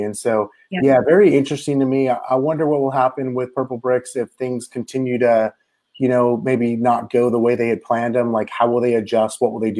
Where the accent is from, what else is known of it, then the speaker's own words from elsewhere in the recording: Bay Area, Northern California, United States; moved away; I'm originally from Northern California. It's not really Northern California. I'm called the Bay Area.